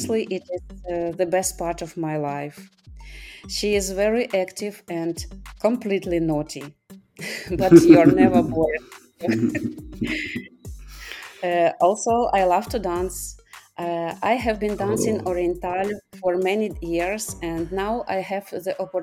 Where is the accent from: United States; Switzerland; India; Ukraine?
Ukraine; moved away as an adult; now in Spain; I'm from Ukraine, but now due to some events, I live in Spain